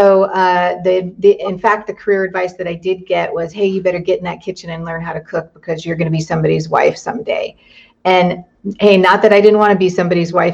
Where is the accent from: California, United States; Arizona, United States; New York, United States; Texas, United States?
California, United States; Southern; I grew up in Southern California